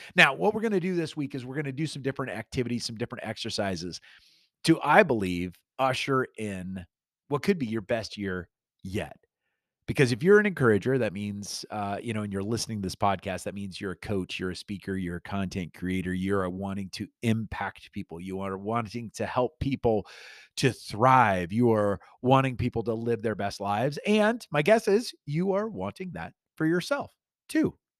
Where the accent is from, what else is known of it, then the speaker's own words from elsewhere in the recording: Iowa, United States; moved away; also born or lived in Sheffield, England; I grew up in Iowa